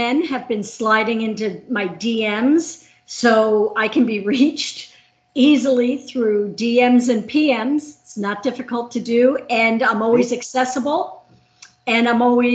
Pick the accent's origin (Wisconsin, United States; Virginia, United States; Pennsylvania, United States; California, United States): Pennsylvania, United States; Lehigh Valley; I was raised in the Lehigh Valley